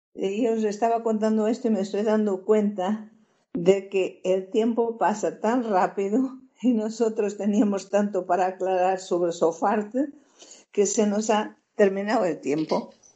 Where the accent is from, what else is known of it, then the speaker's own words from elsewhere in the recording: Portugal; now in Spain; Yo soy portuguesa de origen, española por, adopción, por matrimonio